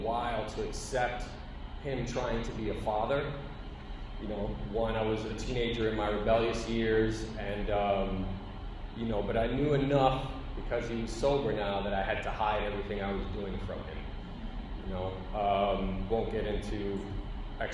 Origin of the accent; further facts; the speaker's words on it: New York City, New York, United States; I grew up in the Bronx in a housing